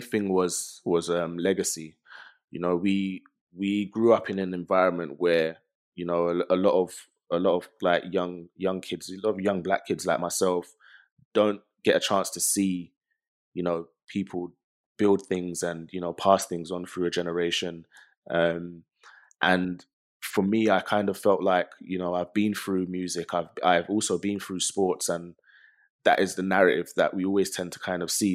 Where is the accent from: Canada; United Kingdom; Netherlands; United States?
United Kingdom; London; growing up in London